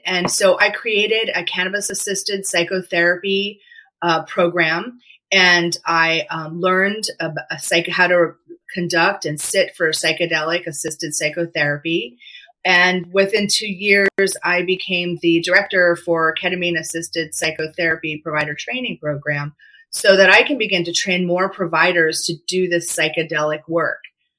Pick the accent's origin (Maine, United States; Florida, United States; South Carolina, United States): South Carolina, United States; Charleston; moved away as an adult; also born or lived in Philadelphia, Pennsylvania / Seattle, Washington; now in Washington, United States; I'm from Charleston, South Carolina. And that's like we've been there, like fifth generation Charlestonian, grown and raised. I left because I sought bigger and better from small town. And I moved to Philadelphia for 10 years